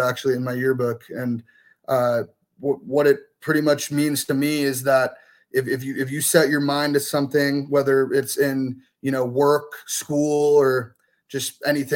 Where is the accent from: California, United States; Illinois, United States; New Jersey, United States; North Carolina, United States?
California, United States; Scotts Valley; moved away as an adult; also born or lived in Santa Cruz, California; now in Boise, United States; I'm actually from Scotts Valley, California, small town right outside of Santa Cruz. I attended Scotts Valley High School all 4 years